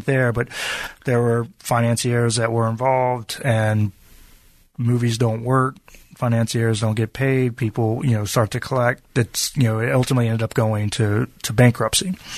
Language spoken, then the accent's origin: English; Virginia, United States; growing up in Virginia